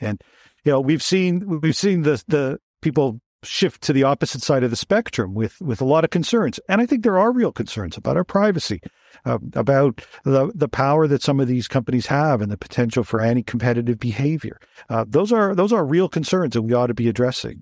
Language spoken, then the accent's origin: English; Toronto, Ontario, Canada; I'm from Toronto originally